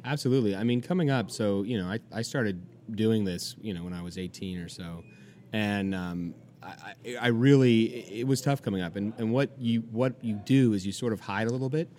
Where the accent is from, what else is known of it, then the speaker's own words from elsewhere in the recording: California, United States; now in New York, United States; I'm from California. You know, we're a pretty pretty liberal state